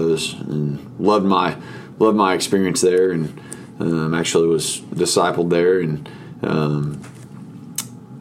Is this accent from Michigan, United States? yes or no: no; Irving, Texas, United States; I grew up in Irving, Texas, and went to Irving MacArthur High School